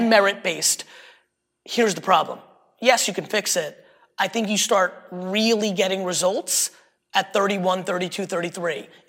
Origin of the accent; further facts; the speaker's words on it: Greenwich, Connecticut, United States; Growing up in Greenwich, third generation wealthy, you and I are different.